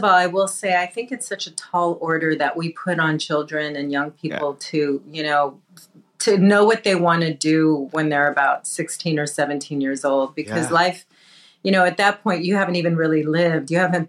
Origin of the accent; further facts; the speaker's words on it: Southern California, United States; I was born and raised in Southern California. I am Mexican, Indian, Spanish, and Portuguese, Native American Indian, not East Indian.